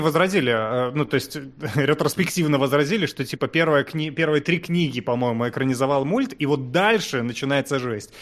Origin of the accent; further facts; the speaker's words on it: Kazakhstan; я хоть родился в Казах-, в Казахстане